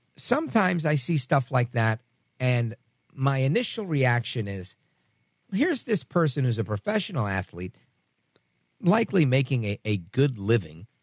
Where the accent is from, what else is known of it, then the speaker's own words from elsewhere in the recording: New York, United States; I was born in New York.